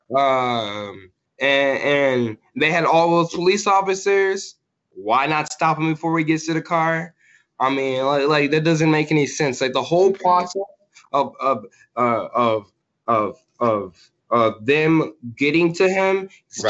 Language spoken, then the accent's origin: English; Racine, Wisconsin, United States; raised in um, Racine, Wisconsin